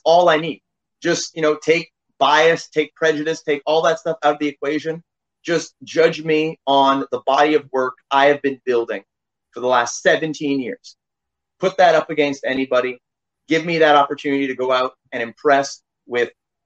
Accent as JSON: {"language": "English", "country": "Canada", "said": "being from Canada"}